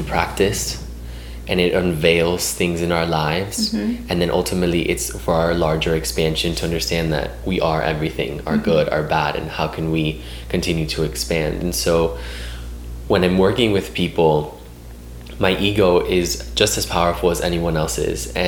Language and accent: English; Miami, Florida, United States; moved away; I'm originally from Miami.